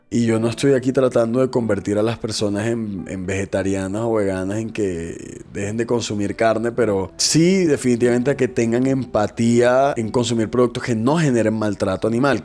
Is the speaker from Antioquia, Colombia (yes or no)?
no; Barranquilla, Atlántico, Colombia; also born or lived in New York; Soy barranquillero, tengo 32 años